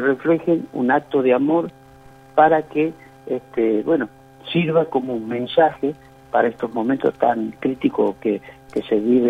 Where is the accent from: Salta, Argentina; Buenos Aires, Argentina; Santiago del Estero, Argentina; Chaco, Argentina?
Santiago del Estero, Argentina; yo soy de Santiago del Estero